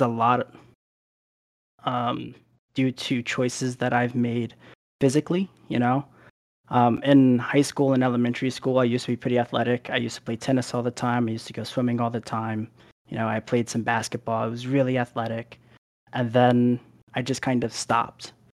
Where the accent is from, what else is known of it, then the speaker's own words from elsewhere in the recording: Philadelphia, Pennsylvania, United States; moved away; also born or lived in Arizona / Delaware; we ended up moving to Philadelphia for the majority of what I can remember of my younger years